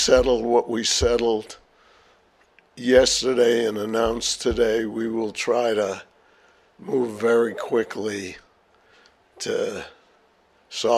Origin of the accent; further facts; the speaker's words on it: Boston area, Massachusetts, United States; my hometown